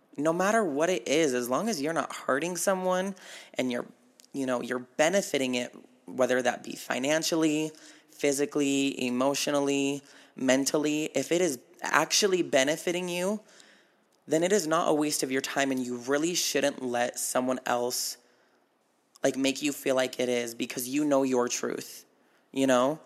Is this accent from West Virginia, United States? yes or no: no; Battle Mountain, Nevada, United States; moved away; my hometown